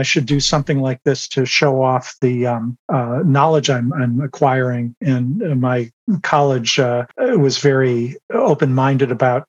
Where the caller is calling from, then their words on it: San Rafael, California, United States; I am in San Rafael, California, just over the Golden Gate Bridge from San Francisco.